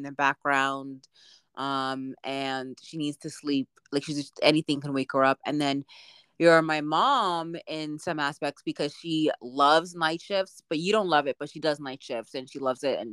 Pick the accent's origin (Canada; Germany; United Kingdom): Canada; also born or lived in Boston; I'm Canadian, so I'm still paying in Canadian